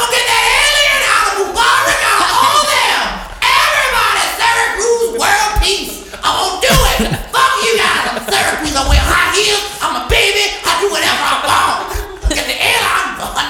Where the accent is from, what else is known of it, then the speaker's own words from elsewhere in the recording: Egypt; because, you know, I grew up in Egypt.